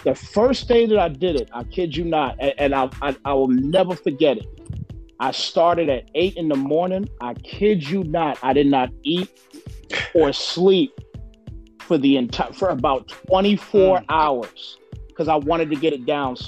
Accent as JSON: {"language": "English", "country": "United States", "said": "I'm from the East Coast, so I'm from New York, New Jersey area."}